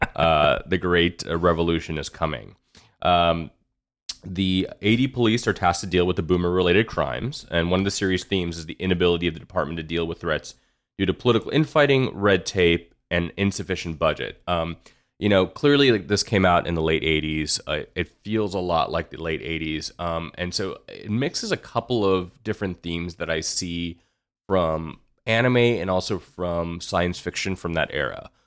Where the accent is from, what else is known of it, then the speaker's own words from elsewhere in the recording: Houston, Texas, United States; I grew up in Houston